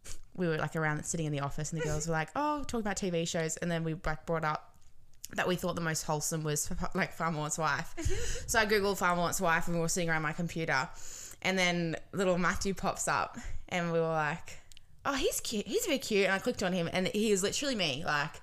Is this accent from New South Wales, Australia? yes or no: yes; Wollongong, New South Wales, Australia; also born or lived in Robertson, New South Wales; I grew up in Robertson